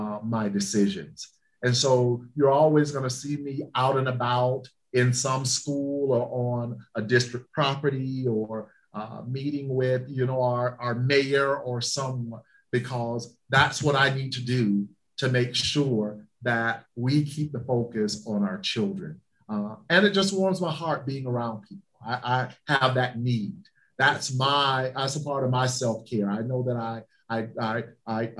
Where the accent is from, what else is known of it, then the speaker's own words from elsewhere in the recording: the South, United States; moved away; I'm from the South and we believe in Southern hospitality